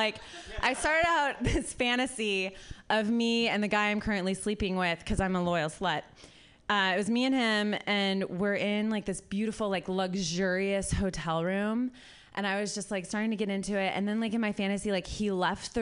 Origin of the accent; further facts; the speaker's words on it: Columbus, Ohio, United States; I'm from Columbus